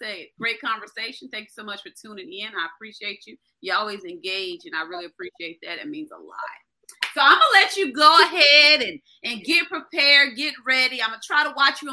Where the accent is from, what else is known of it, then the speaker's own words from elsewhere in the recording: Colorado, United States; I'm from Colorado